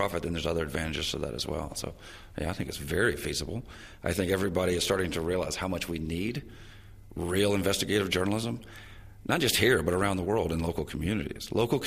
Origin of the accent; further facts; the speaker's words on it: Canada; now in Albert Town, New Zealand; we come from Canada